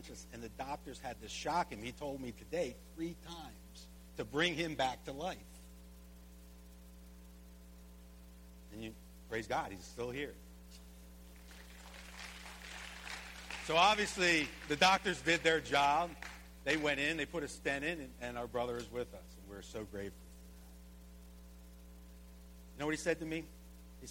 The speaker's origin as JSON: {"language": "English", "country": "United States", "said": "we as Americans live in this society"}